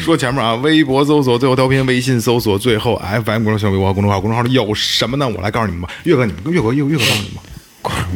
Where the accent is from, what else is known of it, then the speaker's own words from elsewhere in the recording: China; 咱们八零后，尤其是嗯。国内中国人啊